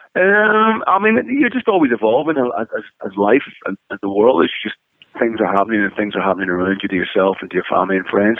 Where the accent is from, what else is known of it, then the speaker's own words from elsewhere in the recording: Northern Ireland, United Kingdom; moved away as an adult; now in Los Angeles, United States; growing up in Northern Ireland